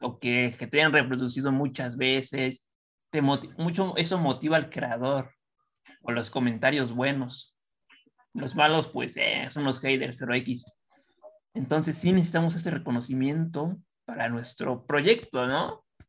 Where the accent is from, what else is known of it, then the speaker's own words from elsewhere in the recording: Estado de México, State of Mexico, Mexico; Nosotros del estado